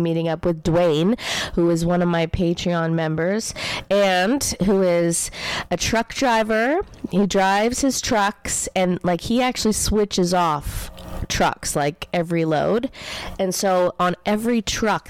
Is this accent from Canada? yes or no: yes; Canada; as a Canadian